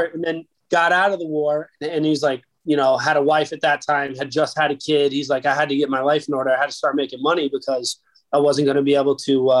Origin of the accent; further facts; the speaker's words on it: Fort Myers, Florida, United States; also born or lived in Key West, Florida; I was raised in Fort Myers, Florida. I was born in Key West, Florida.